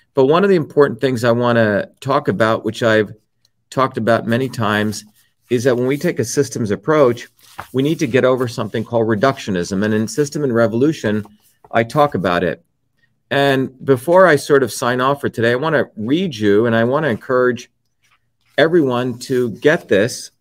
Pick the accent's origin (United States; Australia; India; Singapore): India; moved away; the village that I grew up in India